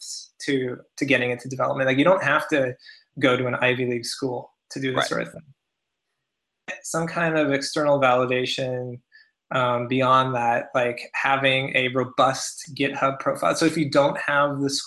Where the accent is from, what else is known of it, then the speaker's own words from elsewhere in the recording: Canada; now in United States; as a Canadian myself, working in the U.S.